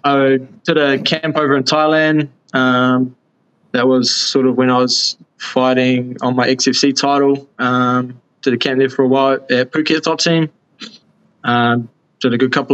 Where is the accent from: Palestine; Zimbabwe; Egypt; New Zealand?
New Zealand; I started off in my hometown, still here